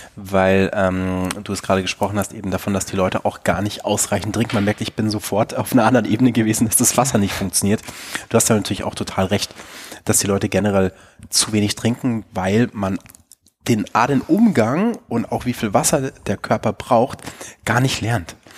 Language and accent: German; Bavaria, Germany; in Bayern, wo ich aufgewachsen bin